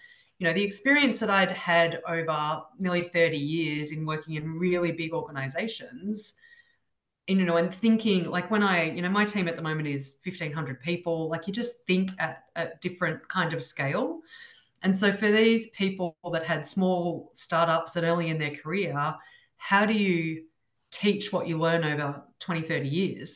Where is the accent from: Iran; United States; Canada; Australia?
Australia; Ballarat, Victoria; moved away as an adult; now in Sydney, Australia; I grew up in Ballarat. Ballarat's about an hour and a half drive from Melbourne.